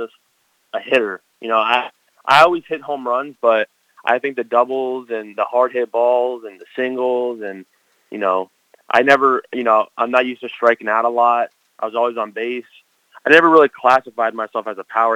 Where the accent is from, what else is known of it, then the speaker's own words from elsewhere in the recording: Parkland, Florida, United States; Anthony grew up in my hometown, and he went to Marjory Stoneman Douglas High School like I did